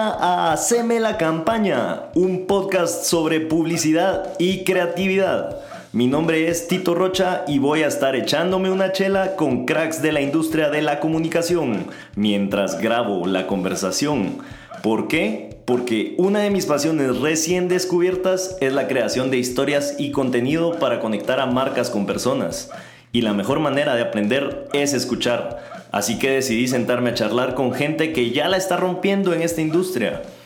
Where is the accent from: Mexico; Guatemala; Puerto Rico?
Guatemala; en Guatemala, de donde yo soy